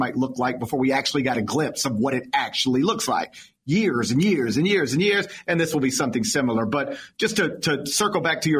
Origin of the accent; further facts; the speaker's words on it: Memphis, Tennessee, United States; My hometown of Memphis